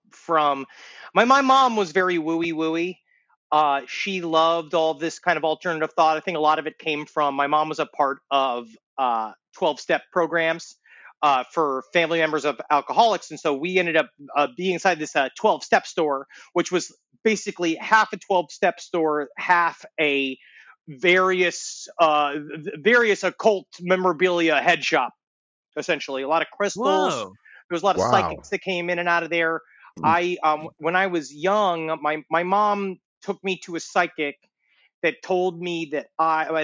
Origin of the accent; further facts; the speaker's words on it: New York City, New York, United States; when I was growing up in Queens, we had an influx of the Haitian population